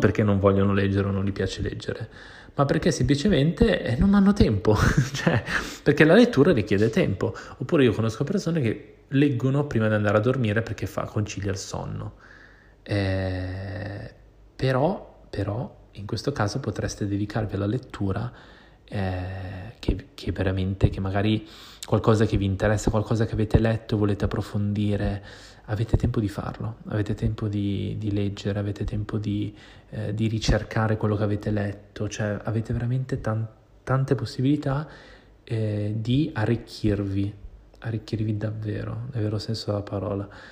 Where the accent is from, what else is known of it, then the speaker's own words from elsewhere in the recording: Milan, Lombardy, Italy; moved away as an adult; now in Barcelona, Spain; io sono milanese, cioè nel senso io sono nato a Milano